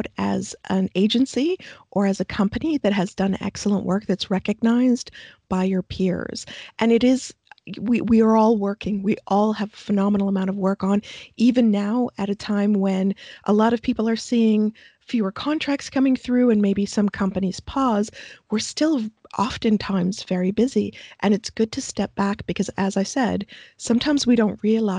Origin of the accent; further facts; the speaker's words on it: Canada; as Canadians